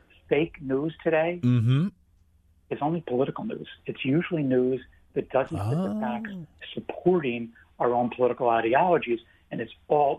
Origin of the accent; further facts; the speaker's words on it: Philadelphia, Pennsylvania, United States; because I'm from the Philadelphia area